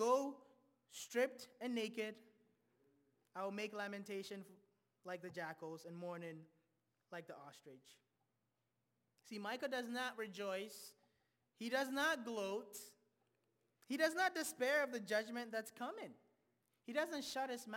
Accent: Ghana; moved away; I'm originally from Ghana

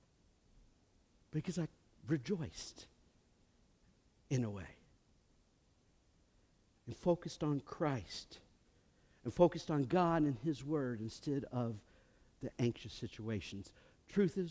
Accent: United States; I come from Woodford County. That's how I pronounce it

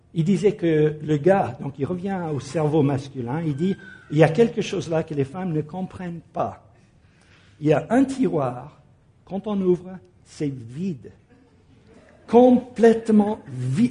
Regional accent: United States; now in France; mon pays d'origine, aux États-Unis

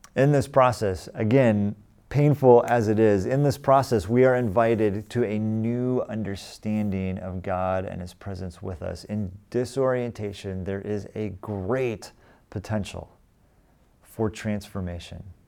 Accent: California, United States; also born or lived in Boston; I grew up here in California, but we lived in Boston for seven years

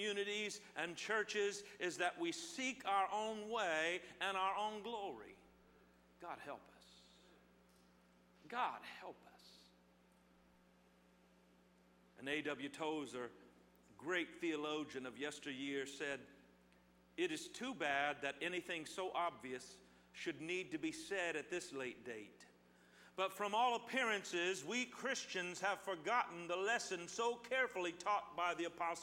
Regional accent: Midwest, United States; now in Southern California, United States; I grew up in the Midwest

